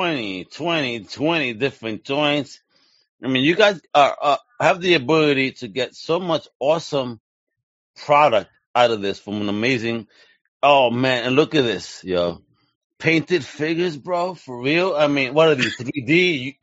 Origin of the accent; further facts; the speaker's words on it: New York City, New York, United States; I grew up in Greenpoint, which is a heavy Polish community.